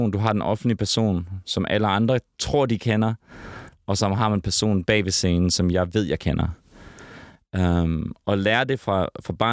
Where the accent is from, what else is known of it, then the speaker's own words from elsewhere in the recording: Herning, Central Denmark Region, Denmark; also born or lived in Sydney, Australia; now in Copenhagen, Denmark; Vi voksede op i Herning. Okay. I det mørke Jylland.